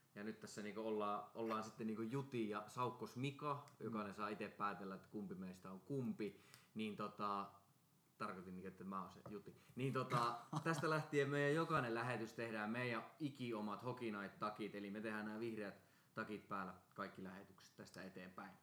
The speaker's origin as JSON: {"language": "Finnish", "town": "Karstula", "region": "Central Finland", "country": "Finland", "said": "mä oon Karstulasta"}